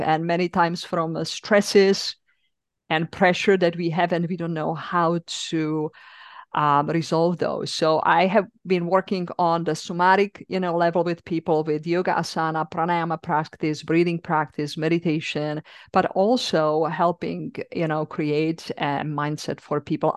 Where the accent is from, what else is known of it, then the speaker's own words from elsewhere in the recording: Czechia; accent: European; English is a second language; moved away as an adult; also born or lived in East Coast, United States; now in United States; I'm originally from the Czech Republic